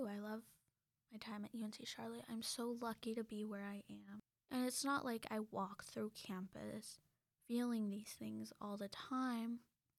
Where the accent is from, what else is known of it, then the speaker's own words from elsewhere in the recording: Mexico; I grew up briefly in Mexico, and even though I have that with me and I know that I know Spanish, I still get scared.